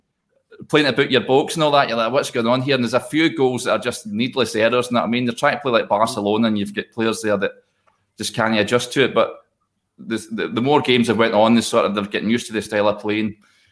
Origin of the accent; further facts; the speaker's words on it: Hamilton, Scotland, United Kingdom; moved away as an adult; also born or lived in Bolton area; now in Bolton, United Kingdom; I'm based, I'm originally from Hamilton. I moved down here a few years ago